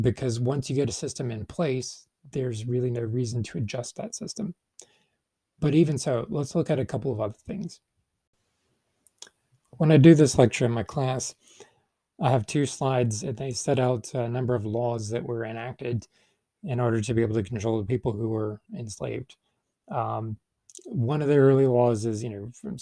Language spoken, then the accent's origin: English; United States; as an American and an English speaker